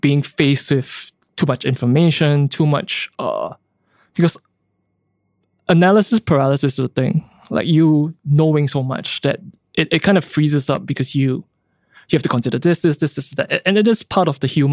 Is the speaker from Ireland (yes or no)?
no; Singapore; growing up in Singapore, going through the education system